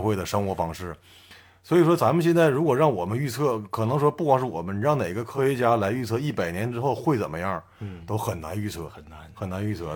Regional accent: Liaoning, China; 我们辽宁人

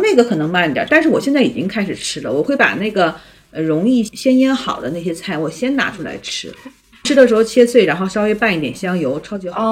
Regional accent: Northeast China, China; 我是东北人嘛

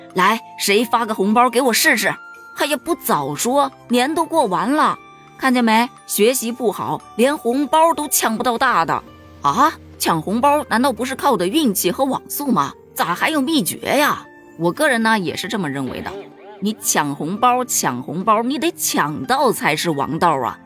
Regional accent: Hubei, China; 作为一个湖北人，我是真不知道咱湖北有这种风俗啊

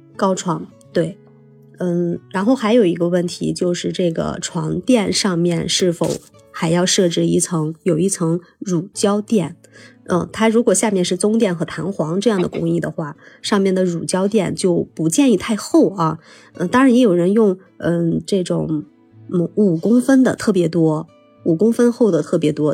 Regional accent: Shanxi, China; 尽管烟台那边我知道它比我们山西这边要卫生很多

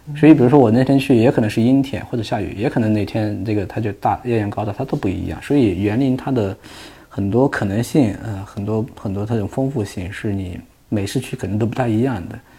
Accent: Hunan, China; 我们湖南老家那地方，我们属于丘陵地貌

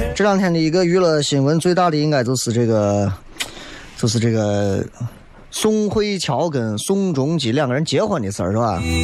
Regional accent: Xi'an, Shaanxi, China; 咱作为一个西安人

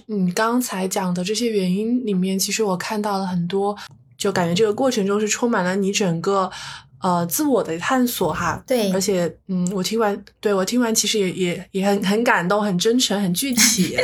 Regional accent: China; 我们中国人

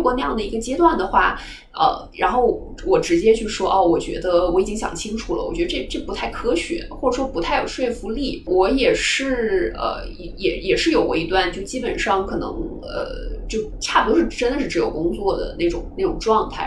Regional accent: northern China, China; moved away as an adult; now in Hong Kong; 因为首先作为北方人，我会讲粤语嘛

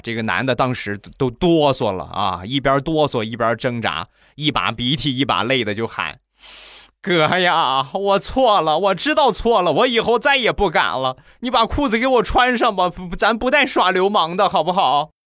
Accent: Rizhao, Shandong, China; 日照绿茶，我们家乡的特产

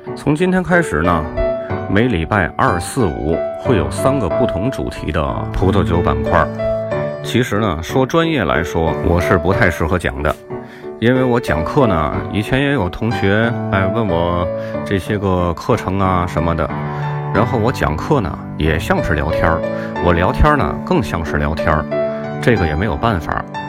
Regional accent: Tianjin, China; accent: Tianjin; 听我口音，大家应该能听出来，我是天津人。 土生土长的天津人，天津人说话爱唠叨

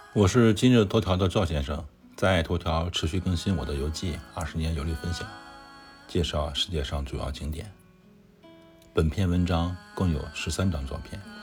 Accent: China; 我们中国人对餐饮没有太多禁忌

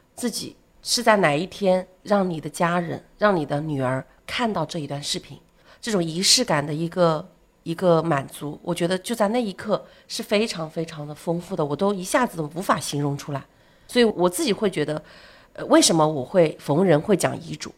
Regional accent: China; 我是这个长沙服务中心的一个负责人

